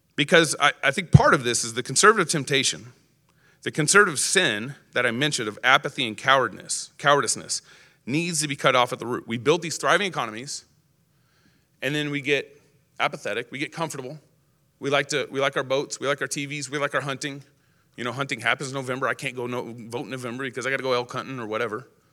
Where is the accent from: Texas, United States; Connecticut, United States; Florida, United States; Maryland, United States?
Texas, United States; now in Idaho, United States; I grew up in Texas